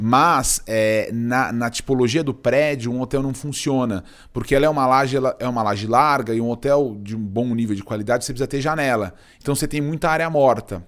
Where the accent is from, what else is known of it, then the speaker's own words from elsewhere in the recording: Cajati, São Paulo, Brazil; eu sou paulistano, eu nasci em São Paulo, mas eu fui muito cedo, eu fui morar no interior. eu morei, eu morei no Vale do Ribeira, numa cidade chamada Cajati